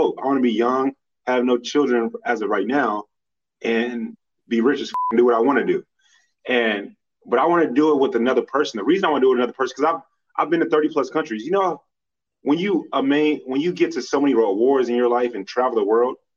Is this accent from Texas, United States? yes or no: yes; Dallas, Texas, United States; I'm from Dallas.